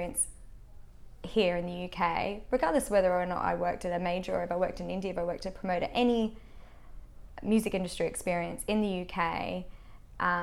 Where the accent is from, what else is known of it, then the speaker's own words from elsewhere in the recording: Australia; moved away as an adult; now in United Kingdom; a weird mix of being an Australian and being, you know, a smaller territory and coming with that experience